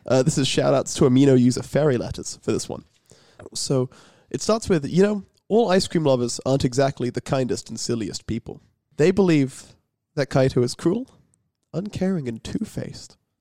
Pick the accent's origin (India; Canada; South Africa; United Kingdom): United Kingdom; England; I'm English